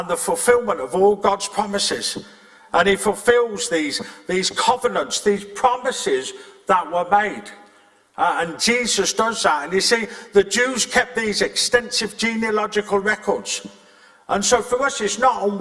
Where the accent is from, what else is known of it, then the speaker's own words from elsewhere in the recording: England, United Kingdom; also born or lived in Scotland; now in Northern Ireland, United Kingdom; I was born in England with a Welsh surname and I got saved in Scotland and called to Northern Ireland.